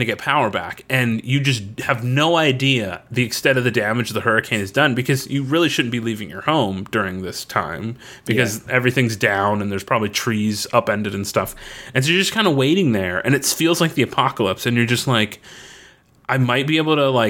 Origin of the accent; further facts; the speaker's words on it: Florida, United States; When we grew up in Florida